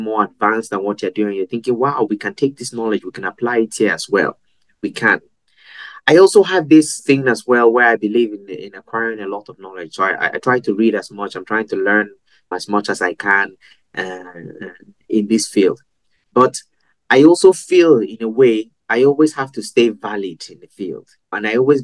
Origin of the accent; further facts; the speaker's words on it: Nigeria; moved away; also born or lived in Europe; growing up in Nigeria